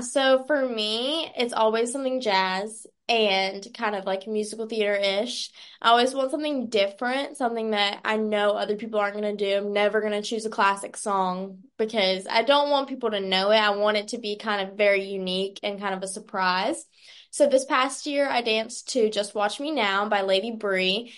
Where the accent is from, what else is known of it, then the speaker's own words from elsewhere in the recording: Stanfield, North Carolina, United States; I'm from Stanfield, North Carolina